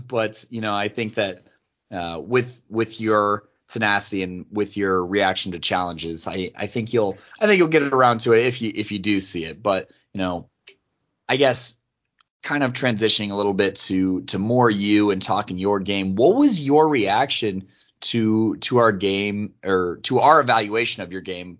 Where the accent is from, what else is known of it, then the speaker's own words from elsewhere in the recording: Colorado, United States; I grew up born and raised in Colorado, so I grew up a Denver fan